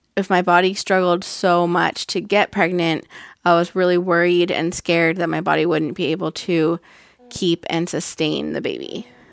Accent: Northern California, United States; I'm from Northern California

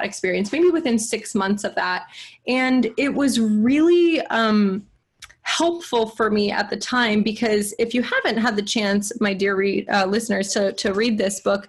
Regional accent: Davis, California, United States; I grew up in Davis

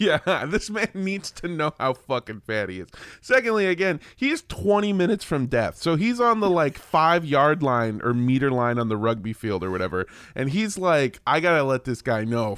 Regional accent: United States; I'm an American

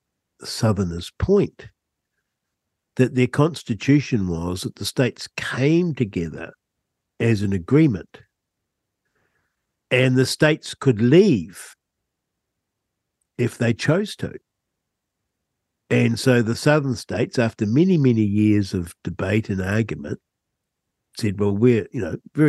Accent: Rangiora, Canterbury, New Zealand; I grew up in Rangura, just north of Christchurch

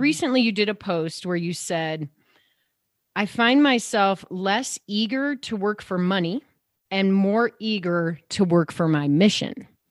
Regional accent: Downers Grove, Illinois, United States; I grew up in Chicago too, suburbs

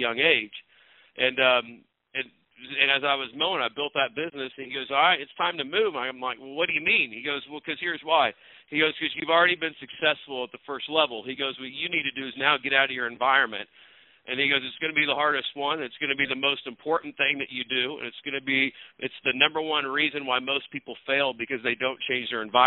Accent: Northwest Missouri, United States; I grew up in Missouri, Northwest Missouri

